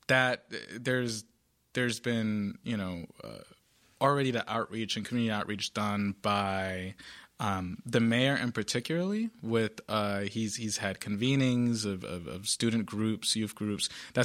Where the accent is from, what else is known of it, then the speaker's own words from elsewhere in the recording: Providence, Rhode Island, United States; Whereas, you know, I grew up in the South Side of Providence.